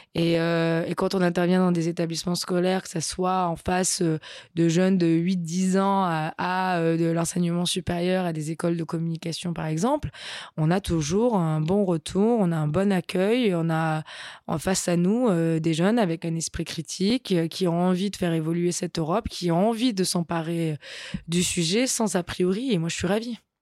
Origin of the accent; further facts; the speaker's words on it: Nice, Provence-Alpes-Côte d'Azur, France; also born or lived in Brussels; je suis niçoise.